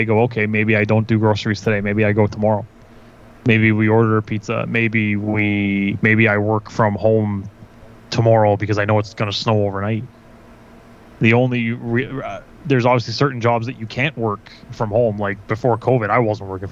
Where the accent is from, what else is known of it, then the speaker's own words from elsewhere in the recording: Vaughan, Ontario, Canada; moved away as an adult; also born or lived in Kitchener, Ontario; I grew up in Vaughan